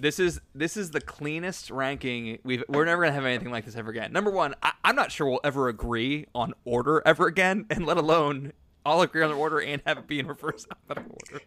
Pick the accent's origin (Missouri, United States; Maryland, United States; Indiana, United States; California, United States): Missouri, United States; St. Louis; we're all from Saint Louis